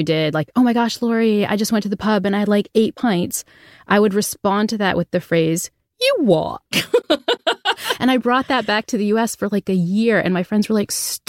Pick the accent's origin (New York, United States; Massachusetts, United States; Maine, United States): Massachusetts, United States; New Bedford; accent: New Bedford accent; I grew up in New Bedford, Massachusetts, and had what to the uninitiated would sound like a terrible Boston accent.